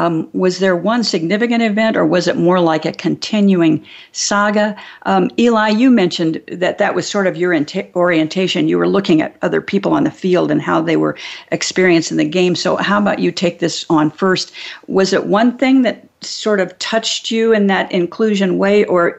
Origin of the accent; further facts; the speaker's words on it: California, United States; Well, I learned as a Californian moving back mm-hmm. to Indiana at a certain yeah. point in my life